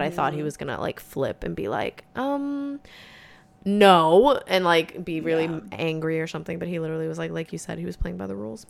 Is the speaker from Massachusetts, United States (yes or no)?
yes; Massachusetts, United States; now in Florida, United States; I'm from Massachusetts, and now we both live in Florida.